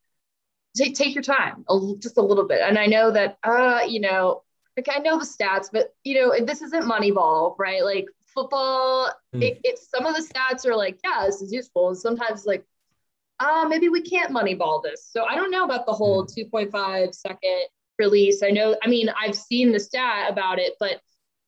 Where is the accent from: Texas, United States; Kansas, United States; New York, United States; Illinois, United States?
Texas, United States; I'm from Texas